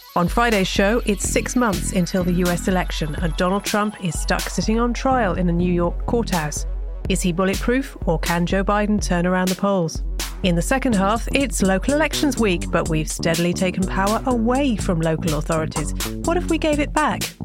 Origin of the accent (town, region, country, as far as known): England, United Kingdom